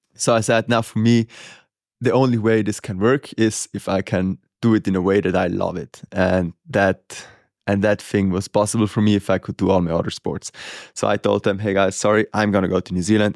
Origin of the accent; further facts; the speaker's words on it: Italy; growing up in Murano and, and having the mountains around